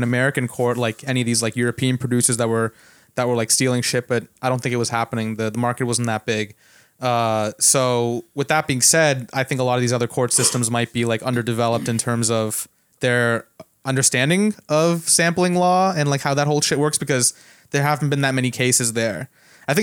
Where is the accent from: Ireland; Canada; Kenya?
Canada; now in United States; I grew up in Canada